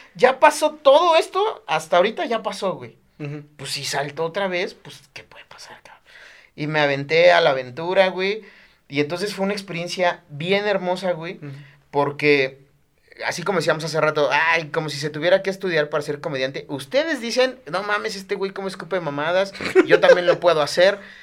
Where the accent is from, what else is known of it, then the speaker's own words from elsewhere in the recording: Chiapas, Mexico; moved away as an adult; now in Mexico City, Mexico; en Chiapas tenemos cosas más importantes de qué preocuparnos